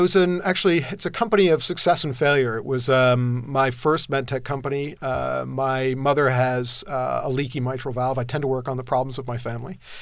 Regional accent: Southern California, United States; I grew up in Southern California

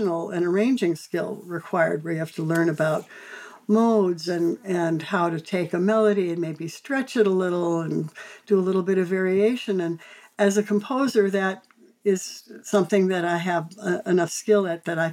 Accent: Chicago, Illinois, United States; I grew up in Chicago and was in the Chicago Public School

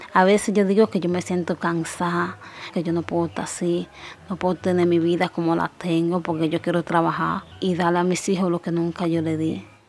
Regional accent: Yamasa, Monte Plata, Dominican Republic; soy dominicana, porque nací aquí

